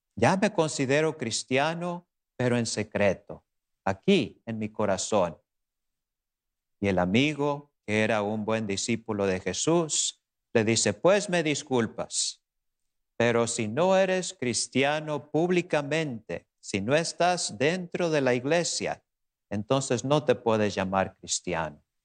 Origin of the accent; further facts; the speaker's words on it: Tecolotlán, Jalisco, Mexico; moved away; mi pueblo natal, por allá en Tecolotlán, Jalisco